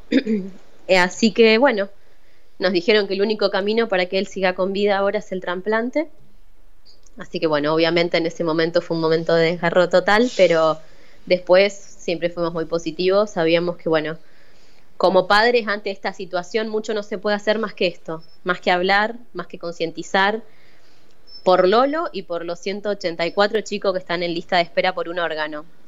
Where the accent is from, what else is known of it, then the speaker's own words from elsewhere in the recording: Paraná, Entre Ríos, Argentina; moved away as an adult; now in Rosario, Argentina; Yo soy de Paraná. Eh, después, bueno, me fui a vivir a Rosario por mis estudios